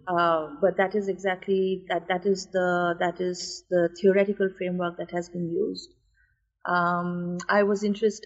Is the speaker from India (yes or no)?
yes; India; moved away as an adult; also born or lived in United States; my life as a student in America and you know my life growing up in India